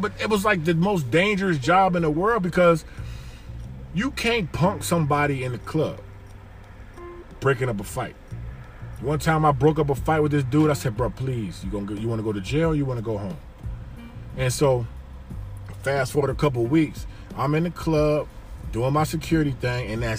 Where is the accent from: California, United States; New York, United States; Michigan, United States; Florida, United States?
Florida, United States; Miami; also born or lived in Detroit, United States; So I've seen, like, growing up in Miami in the 80s and then Detroit in the 80s, you see real stuff.